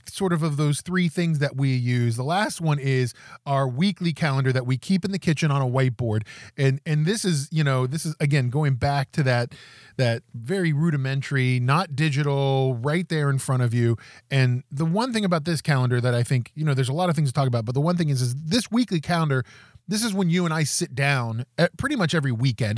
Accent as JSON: {"language": "English", "region": "West Virginia", "country": "United States", "moved": "yes", "said": "I'm from West Virginia originally"}